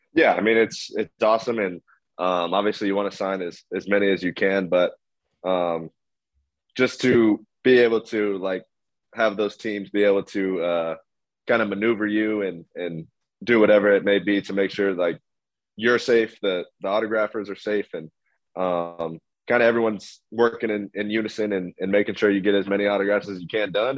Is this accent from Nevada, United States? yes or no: yes; Las Vegas, Nevada, United States; born or raised there